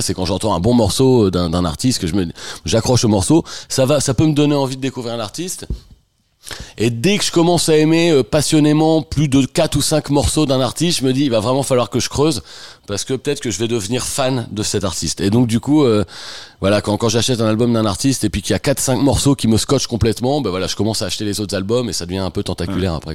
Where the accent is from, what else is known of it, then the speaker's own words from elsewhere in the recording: France; moved away as an adult; also born or lived in Picardy / Normandy / Touraine / Beaumont-en-Véron; now in Paris, France; Je suis né en Picardie, j'ai grandi en Normandie, et je suis arrivé à Paris euh, il y a 25 ans à peu près